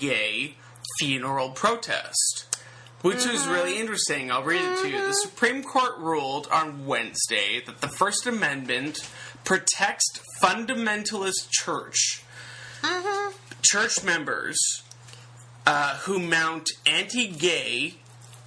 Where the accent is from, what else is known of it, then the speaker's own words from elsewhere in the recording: Canada; I'm from Canada, so we say a lot of oots and a boots